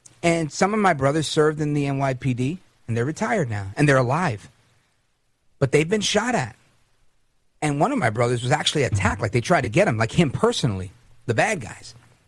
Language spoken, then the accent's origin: English; Brooklyn, New York, United States; also born or lived in Hudson County, New Jersey; I was born in Brooklyn, so I'm always partial to New York City. I'm in Jersey now. Hudson County was where I grew up as a teenager after moving from Brooklyn.